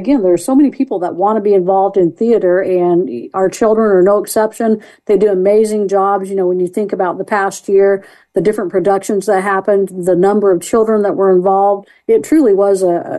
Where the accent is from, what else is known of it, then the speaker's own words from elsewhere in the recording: Midwest, United States; we're from the Midwest.